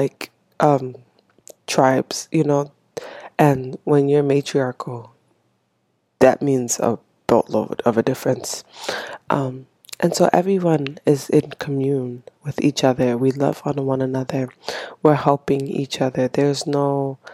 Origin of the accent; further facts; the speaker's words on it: Haiti; English is a second language; now in United States; born and raised in Haiti